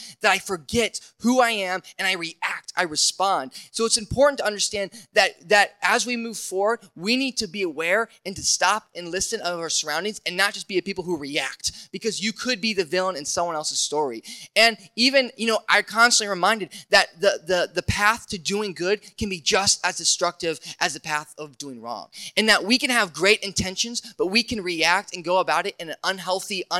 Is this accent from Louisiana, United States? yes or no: no; Indiana, United States; I grew up in Indiana